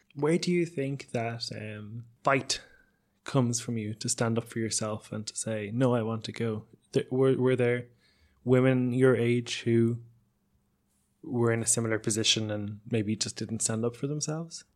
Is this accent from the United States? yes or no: no; Ireland; I grew up in Ireland